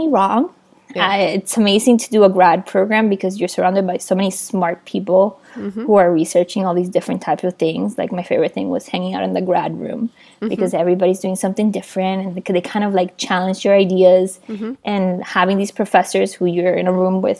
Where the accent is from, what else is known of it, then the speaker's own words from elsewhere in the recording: Hialeah, Florida, United States; also born or lived in Matanzas, Cuba; I arrived to Miami in 1999, January 15th.